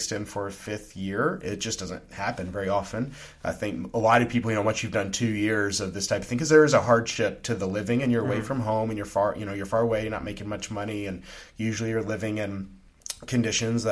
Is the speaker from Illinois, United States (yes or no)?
no; Louisiana, United States; moved away; also born or lived in Kyrgyzstan; Growing up in Louisiana